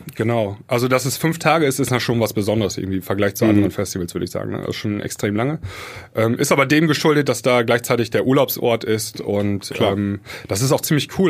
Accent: Germany; für uns Deutsche

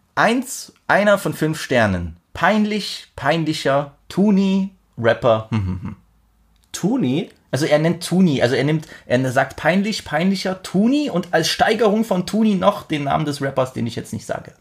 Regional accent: Germany; ich bin auch Deutscher

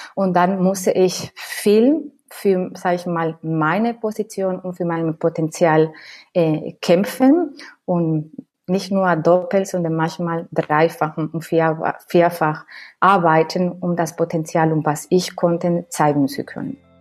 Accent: between Seville and Cádiz, Andalusia, Spain; German is a second language; moved away as an adult; now in Berlin, Germany; ich komme sprüglich aus Spanien. Meine Wurzeln liegen im Südspanien, Andalusien zwischen ähm, ähm, zwei Städten, Sevilla und Cádiz.

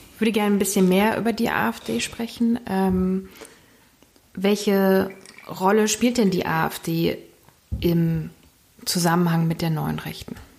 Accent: East Germany, Germany; Ich bin selbst im Osten geboren

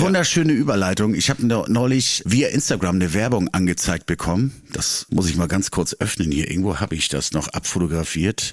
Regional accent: Schleswig-Holstein, Germany; bei uns in Schleswig-Holstein

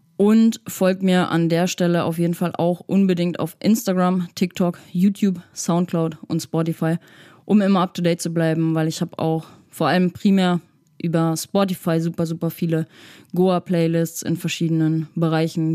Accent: Hamburg, Germany; ich komme aus der Psytrance Hochburg Hamburg

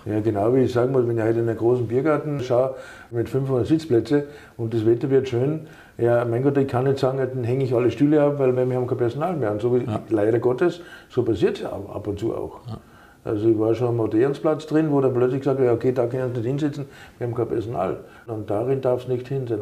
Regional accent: Austria; now in Germany; einen Migrationshintergrund haben, so wie ich, ich komme aus Österreich

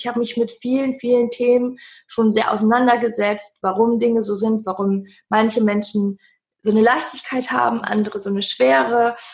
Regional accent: Cologne, North Rhine-Westphalia, Germany; ich komme aus Köln.

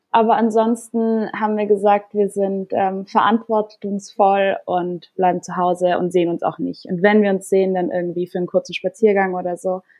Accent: Austria; Also ich komme ursprünglich aus Österreich und meine Familie ist auch in Innsbruck gerade

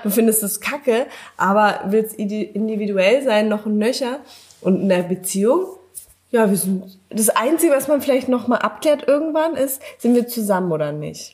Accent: Berlin, Germany; Ich komme aus Berlin.

